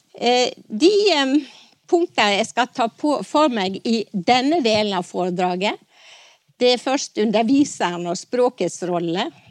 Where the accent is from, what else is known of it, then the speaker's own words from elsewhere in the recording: Stryn, Vestland, Norway; på den vesle Kvitmåla grendaskolen på Bergsida i Stryn der jeg vokste opp